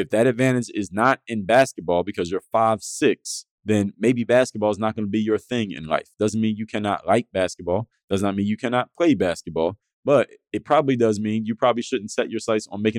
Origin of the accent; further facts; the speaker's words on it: Philadelphia, Pennsylvania, United States; I was from Philadelphia